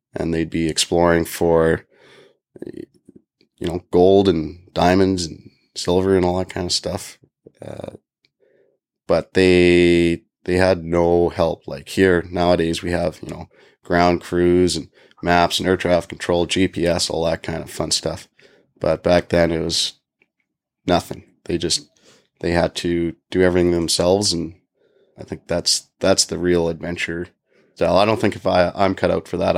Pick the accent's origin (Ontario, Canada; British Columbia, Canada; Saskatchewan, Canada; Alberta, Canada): Alberta, Canada; Calgary; now in Yellowknife, Canada; my hometown of Calgary